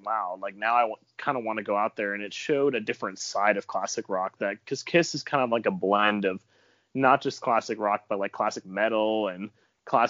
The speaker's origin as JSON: {"language": "English", "town": "Raleigh", "region": "North Carolina", "country": "United States", "said": "I'm from Raleigh, North Carolina"}